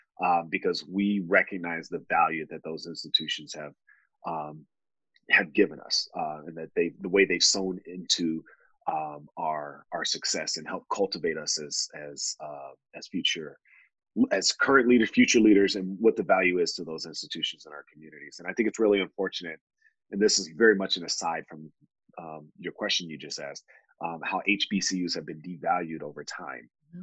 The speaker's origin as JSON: {"language": "English", "region": "Texas", "country": "United States", "said": "I'm from East Texas, and part of being a Texas, being from Texas, is like owning land and having cows, right?"}